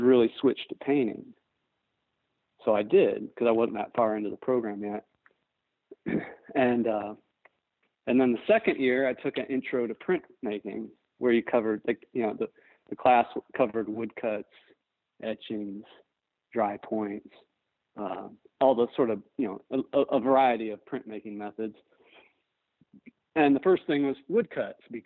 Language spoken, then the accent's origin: English; Northwest Indiana, United States; now in Greenville, United States; I grew up near Chicago. I grew up in Northwest Indiana, right on the Illinois line